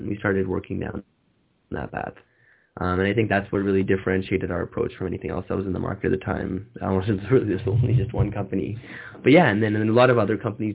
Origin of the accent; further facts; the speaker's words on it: Canada; moved away; I'm originally from Canada